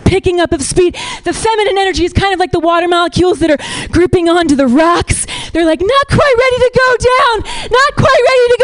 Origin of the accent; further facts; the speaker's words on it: Ohio, United States; I'm from Ohio